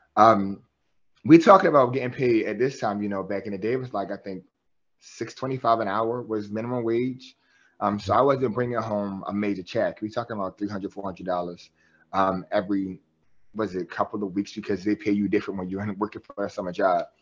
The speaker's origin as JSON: {"language": "English", "town": "Baltimore", "region": "Maryland", "country": "United States", "tie": "born or raised there", "said": "I'm from West Baltimore, um, born and raised in West Baltimore."}